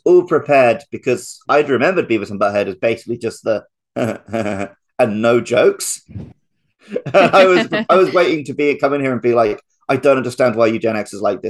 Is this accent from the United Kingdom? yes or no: yes; United Kingdom; I'm British